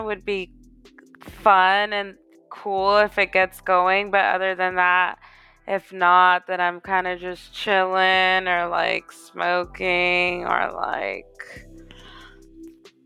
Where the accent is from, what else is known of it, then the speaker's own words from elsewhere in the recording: Houston, Texas, United States; moved away as an adult; also born or lived in Katy, Texas; now in Los Angeles, United States; I'm from Houston, born and raised